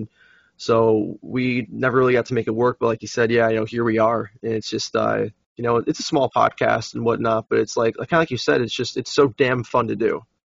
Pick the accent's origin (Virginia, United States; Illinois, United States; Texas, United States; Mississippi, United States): Illinois, United States; Chicago; I'm from Chicago.